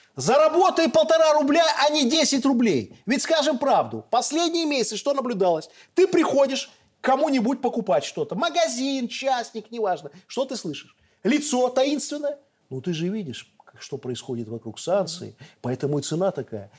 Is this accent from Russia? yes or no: no; Belarus; Мы белорусы